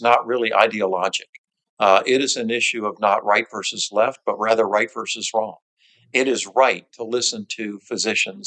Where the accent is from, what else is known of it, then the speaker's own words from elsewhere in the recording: St. Petersburg, Florida, United States; St. Petersburg, my hometown, yes.